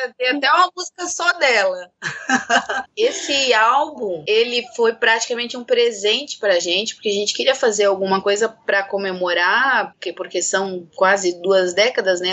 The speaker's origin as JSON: {"language": "Portuguese", "town": "Blumenau", "region": "Santa Catarina", "country": "Brazil", "tie": "born or raised there", "moved": "as an adult", "lives_now": "Florianópolis, Brazil", "said": "Eu sou nascida e criada em Blumenau"}